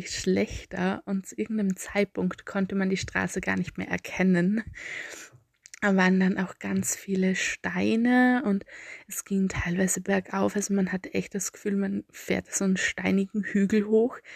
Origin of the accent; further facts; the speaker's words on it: Austria; accent: Austrian; Ich bemühe mich sehr, mich ein bisschen der Standardsprache anzunähern, aber ich schätze, mein österreichischer Dialekt kommt meistens durch.